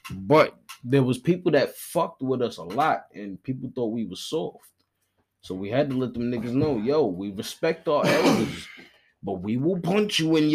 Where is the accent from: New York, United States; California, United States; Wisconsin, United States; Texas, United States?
New York, United States; Brooklyn; I'm from Brooklyn.